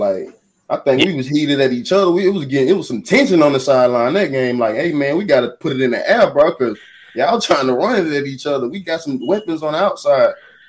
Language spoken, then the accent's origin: English; the South, United States; moved away as an adult; I'm from the South, bro, born and raised